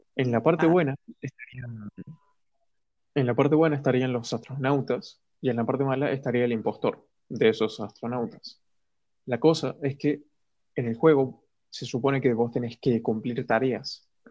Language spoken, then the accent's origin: Spanish; Argentina; soy de Argentina